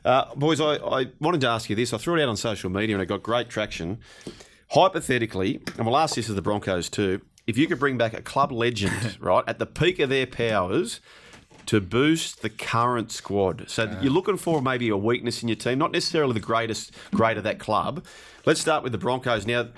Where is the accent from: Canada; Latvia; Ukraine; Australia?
Australia; Penrith, New South Wales; I grew up on York Road in Penrith, South Penrith. I went to South Penrith Public School